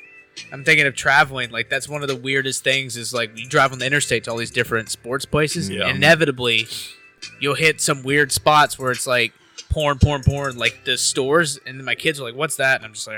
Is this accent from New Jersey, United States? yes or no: no; Memphis, Tennessee, United States; But, yeah, I grew up in Memphis.